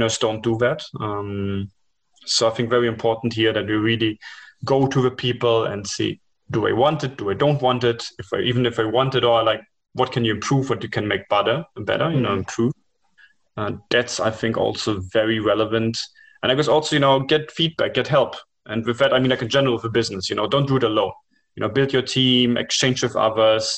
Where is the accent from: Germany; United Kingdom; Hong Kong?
Germany; moved away; also born or lived in India / China; I was born up in Germany with that culture